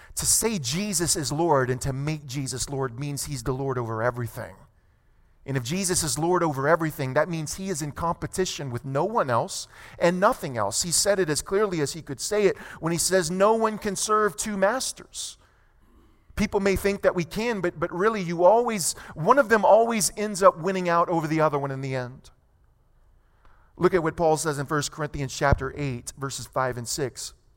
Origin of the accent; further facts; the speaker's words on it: United States; I'm proud to be American